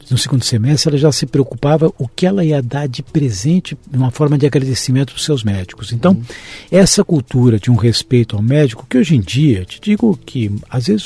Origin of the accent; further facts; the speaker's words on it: São Paulo, Brazil; Eu nasci em São Paulo. Paulista da Gema? Paulista da Gema.